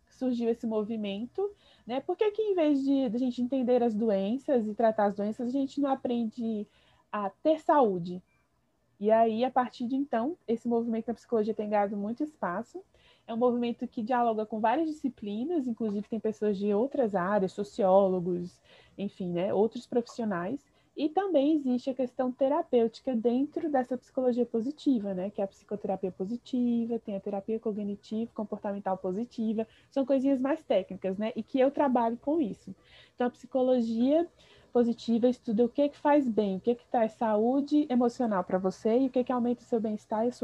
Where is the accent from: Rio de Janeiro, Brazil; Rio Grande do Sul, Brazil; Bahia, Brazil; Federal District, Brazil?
Federal District, Brazil; Brasília; moved away as an adult; also born or lived in Recife; Eu sou de Brasília.